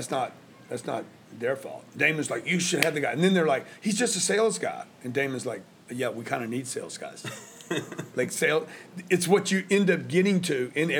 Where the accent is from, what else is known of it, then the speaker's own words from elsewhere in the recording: Louisiana, United States; moved away as an adult; also born or lived in Lake Charles, Louisiana / Houston, Texas / La Jolla, California / Los Angeles, California; I'm from Louisiana.